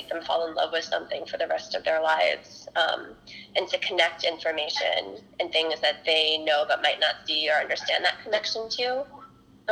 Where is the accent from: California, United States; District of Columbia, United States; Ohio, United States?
District of Columbia, United States; Washington; also born or lived in South Korea / St. Louis; I was born in South Korea and was raised in Washington, D.C.